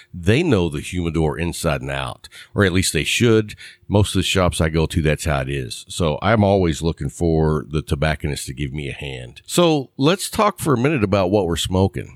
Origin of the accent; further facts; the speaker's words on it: Texas, United States; I, am a Texas guy